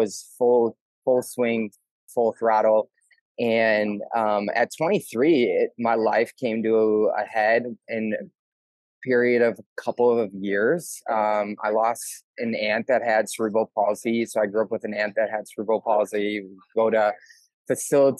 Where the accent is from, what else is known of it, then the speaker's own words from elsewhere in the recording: Milwaukee, Wisconsin, United States; I grew up in Milwaukee